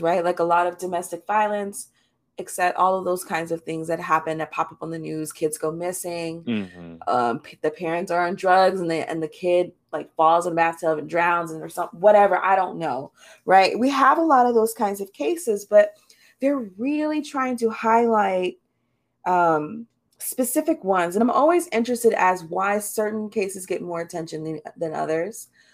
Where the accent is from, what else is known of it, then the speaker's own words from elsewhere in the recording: United States; we as American citizens